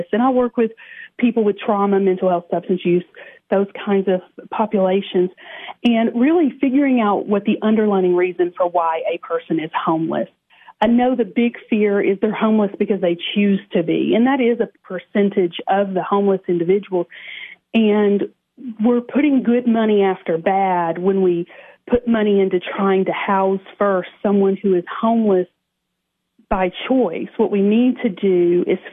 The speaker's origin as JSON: {"language": "English", "town": "Cookeville", "region": "Tennessee", "country": "United States", "tie": "born or raised there", "said": "I live in Cookeville. I grew up in Cookeville."}